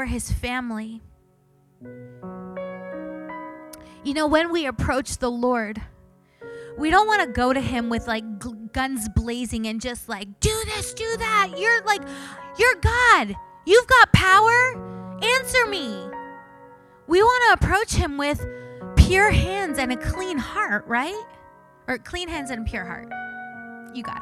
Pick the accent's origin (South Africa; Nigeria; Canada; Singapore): Canada; I'm Canadian.